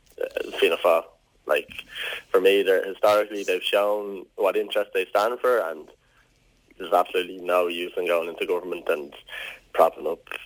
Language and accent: English; Rush, Leinster, Ireland; I'm from Rush.